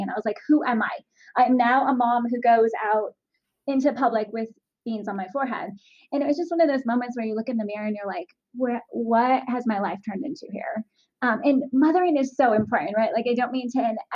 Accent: Southern California, United States; I grew up in Southern California

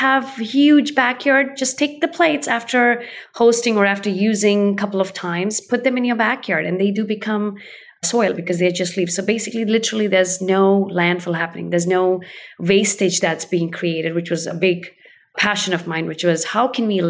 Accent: India; now in Oregon, United States; I was born in India and I did eat on leaves while I was growing up

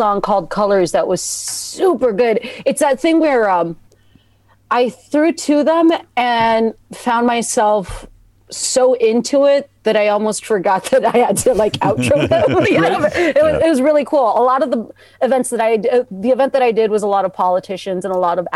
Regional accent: Texas, United States; I'm from Texas

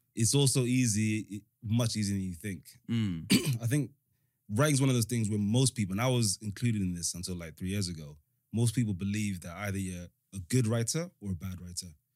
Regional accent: London, United Kingdom; born or raised there; also born or lived in Africa / United States / Rwanda

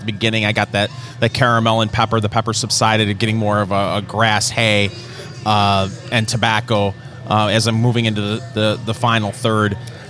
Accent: Michigan, United States; from Michigan.

